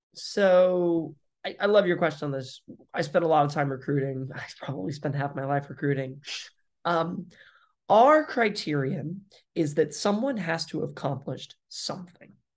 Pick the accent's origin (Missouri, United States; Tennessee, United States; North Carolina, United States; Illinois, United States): Missouri, United States; Springfield; moved away; also born or lived in Detroit, Michigan; I grew up actually then in Missouri, so in Springfield